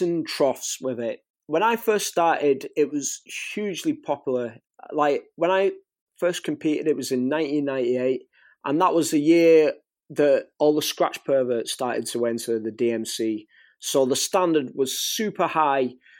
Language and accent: English; St Helens, North West England, United Kingdom; accent: Northwest England; now in Warrington, United Kingdom; my hometown, in Saint Helens, and where I live now, in Warrington